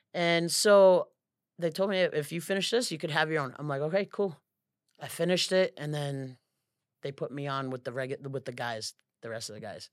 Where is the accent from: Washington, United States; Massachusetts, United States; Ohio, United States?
Massachusetts, United States; Lawrence; moved away as an adult; now in Florida, United States; I'm from Lawrence, Massachusetts